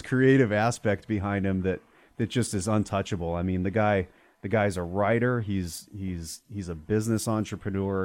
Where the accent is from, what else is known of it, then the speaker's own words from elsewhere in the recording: Arizona, United States; also born or lived in Prescott, Arizona; I grew up in Arizona